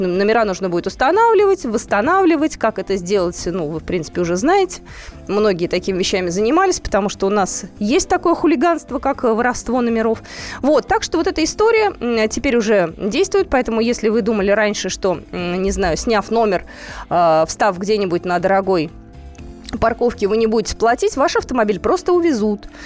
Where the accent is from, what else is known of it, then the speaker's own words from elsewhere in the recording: Moscow, Russia; мы, москвичи